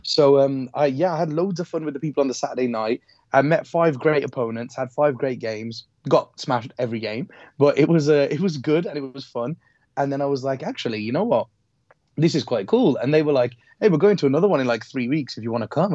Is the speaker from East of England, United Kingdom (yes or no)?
no; Wolverhampton, West Midlands, United Kingdom; I'm from Wolves. I'm from Wolves.